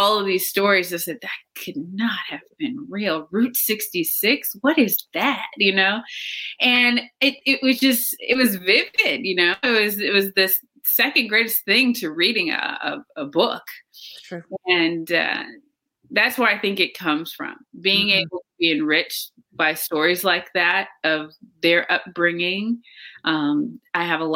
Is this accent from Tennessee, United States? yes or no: yes; Cookeville, Tennessee, United States; my family unit growing up in Tennessee was my grandparents and my mom and my aunt and her two boys. So that was my family unit in Cookeville